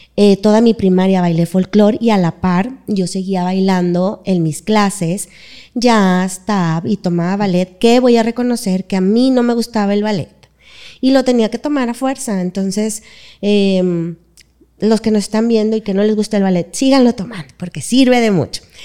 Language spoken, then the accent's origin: Spanish; Monterrey, Nuevo León, Mexico; soy de aquí de Monterrey, toda mi vida estaba aquí